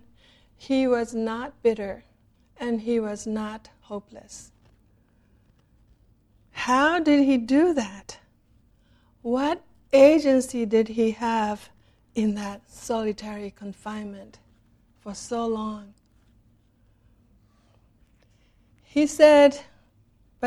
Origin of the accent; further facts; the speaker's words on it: Japan; moved away; When I was growing up in Japan in the 50s